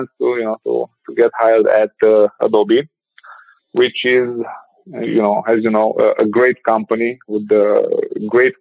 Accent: Ukraine; moved away as an adult; also born or lived in Bucharest, Romania; I was born in Ukraine, lived there for like my first 17 years there

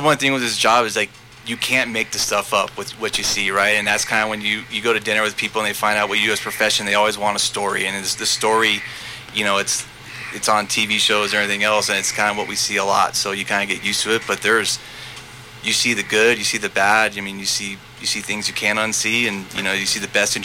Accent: San Diego, California, United States; moved away; I grew up in San Diego in the late 90s

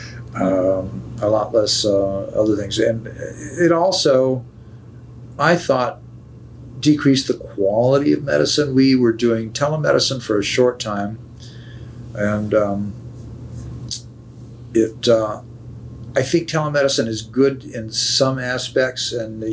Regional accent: Fort Wayne, Indiana, United States; moved away as an adult; now in Chicago, United States; I grew up in Fort Wayne, Indiana, which was an absolutely wonderful place to grow up.

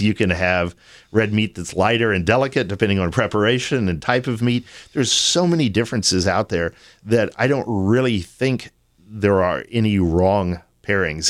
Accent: Austin, Texas, United States; also born or lived in San Antonio, Texas / Sonoma, California; I was born and raised in Austin.

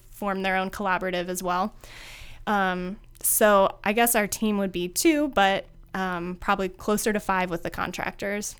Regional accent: Findlay, Ohio, United States; moved away as an adult; also born or lived in Chicago; I am born and raised in Findlay, Ohio

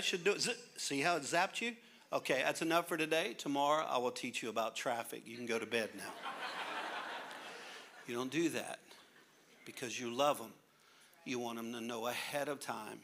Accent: Louisiana, United States; I'm a Cajun from Louisiana.

